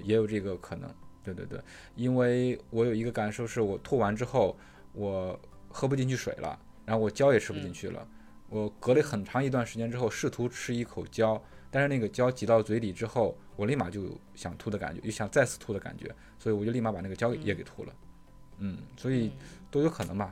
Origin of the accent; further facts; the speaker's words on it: China; moved away; 宿迁离我家特别近，就是他们那边儿农村的风景跟我老家农村的风景其实很像的